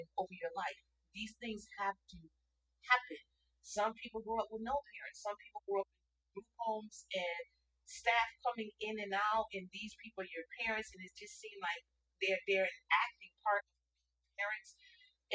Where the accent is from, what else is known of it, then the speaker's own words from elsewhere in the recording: Hartford, Connecticut, United States; So I grew up in Hartford, Connecticut. I considered that my home because that's where I grew up.